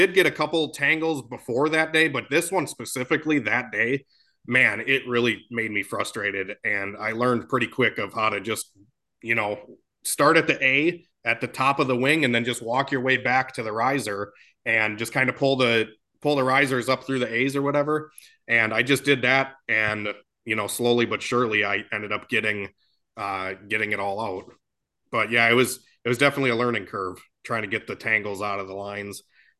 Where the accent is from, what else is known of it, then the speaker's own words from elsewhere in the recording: Oshkosh, Wisconsin, United States; I'm from Oshkosh, Wisconsin.